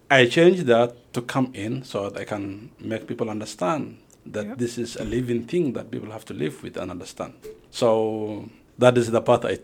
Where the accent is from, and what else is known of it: Kenya; born or raised there; moved away as an adult; also born or lived in Somalia